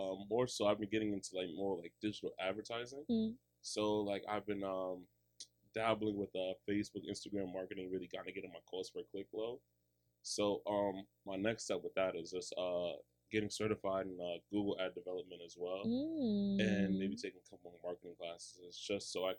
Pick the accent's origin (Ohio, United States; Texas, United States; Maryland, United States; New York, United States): New York, United States; New York City; I'm from Queens